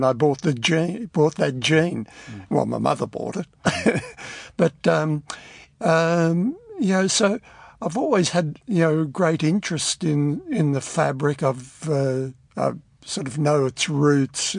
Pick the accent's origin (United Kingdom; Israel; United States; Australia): Australia; Ballarat and Geelong, Victoria; It was Ballarat and Geelong. I moved to Geelong in 55